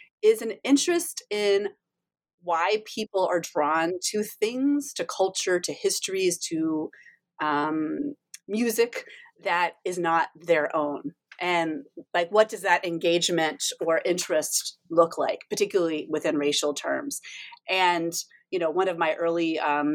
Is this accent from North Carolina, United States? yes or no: yes; Durham, North Carolina, United States; accent: Southern; moved away; I grew up in Durham, North Carolina